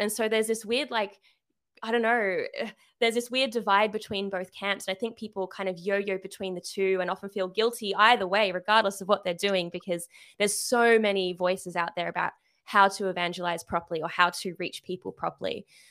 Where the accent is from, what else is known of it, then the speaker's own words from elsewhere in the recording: Sydney, New South Wales, Australia; I am from Sydney, Australia, so yes, the accent